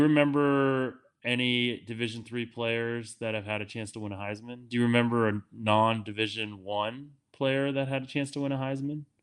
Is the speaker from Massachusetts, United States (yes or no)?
yes; Worcester, Massachusetts, United States; I'm from Worcester